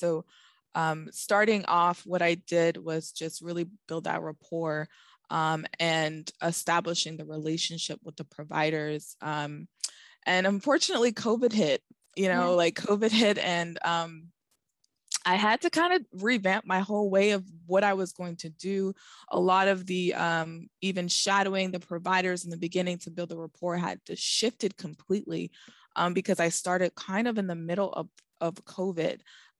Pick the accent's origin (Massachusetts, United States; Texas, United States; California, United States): Massachusetts, United States; Boston; also born or lived in Florida; I'm originally from Boston, but I've been all over because as a pharmacist, we are known to travel.